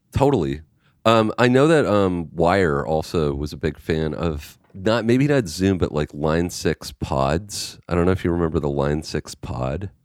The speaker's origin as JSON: {"language": "English", "country": "Canada", "said": "I'm Canadian."}